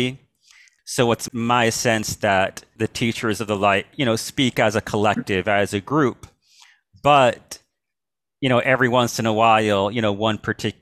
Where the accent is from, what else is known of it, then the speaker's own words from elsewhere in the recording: Melville, New York, United States; moved away as an adult; also born or lived in Queens, New York City / Los Angeles; now in Santa Barbara, United States; I spent most of my life growing up on Long Island in a town called Melville in western Suffolk County